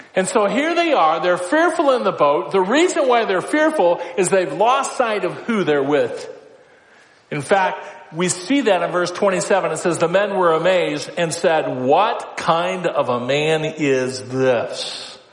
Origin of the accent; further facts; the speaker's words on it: Council Bluffs, Iowa, United States; moved away; also born or lived in North Dakota; I grew up in Council Bluffs.